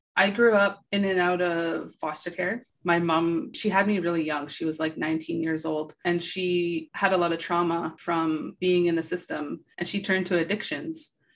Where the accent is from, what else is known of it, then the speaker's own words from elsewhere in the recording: Thunder Bay, Ontario, Canada; growing up in Thunder Bay, it was very rough place